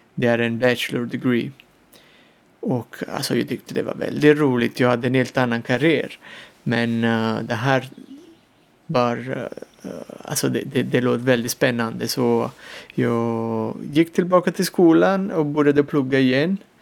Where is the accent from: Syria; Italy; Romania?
Italy; Salerno, Campania; Swedish is a second language; moved away as an adult; also born or lived in Tuscany; now in Gotland, Sweden; min pappa planterade en liten vingård i, utanför Salerno där jag kommer ifrån i södra Italien